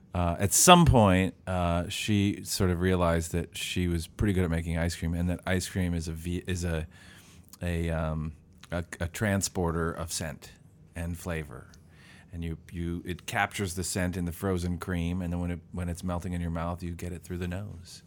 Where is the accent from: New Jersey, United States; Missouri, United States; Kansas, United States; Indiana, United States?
Missouri, United States; St. Louis; moved away as an adult; also born or lived in Illinois; now in Columbus, United States; I'm from Saint Louis, Missouri